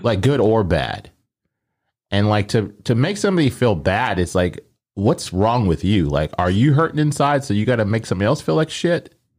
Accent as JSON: {"language": "English", "town": "Omaha", "region": "Nebraska", "country": "United States", "tie": "born or raised there", "said": "growing up, I always said pop 'cause I grew up in Omaha."}